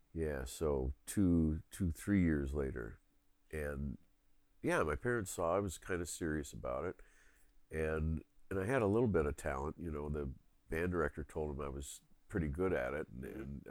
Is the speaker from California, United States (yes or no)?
no; Philadelphia, Pennsylvania, United States; moved away; also born or lived in New York City / Roseville, Minnesota; the main neighborhood I grew up in in Philadelphia, there were tons of kids